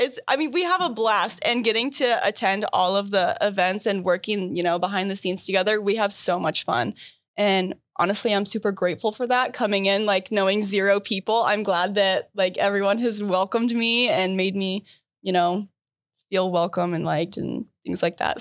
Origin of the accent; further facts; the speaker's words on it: Iowa, United States; moved away as an adult; now in Michigan, United States; I'm from Iowa